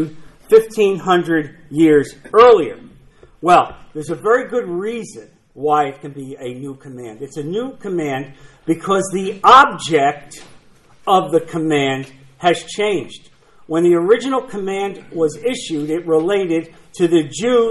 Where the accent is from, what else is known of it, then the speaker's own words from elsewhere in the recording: New Jersey, United States; I'm from New Jersey.